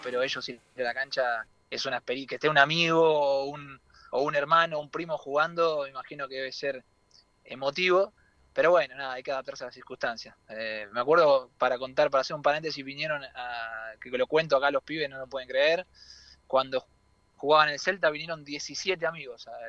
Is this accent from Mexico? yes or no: no; Argentina; moved away; es especial para mí volver a Argentina